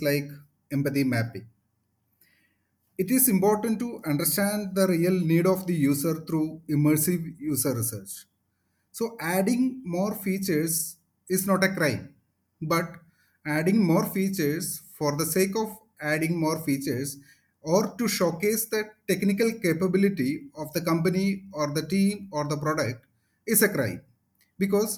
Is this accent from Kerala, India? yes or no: yes; Kochi, Kerala, India; I moved back to Kochi, my hometown